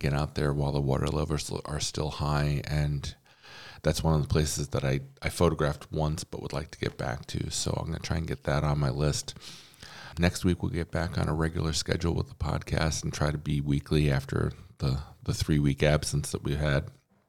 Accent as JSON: {"language": "English", "town": "Monroe", "region": "New York", "country": "United States", "tie": "born or raised there", "said": "where I grew up in Monroe, New York"}